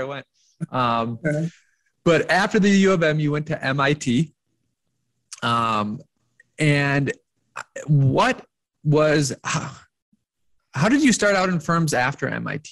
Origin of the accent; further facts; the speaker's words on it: Rochester, Minnesota, United States; I'm from Rochester, Minnesota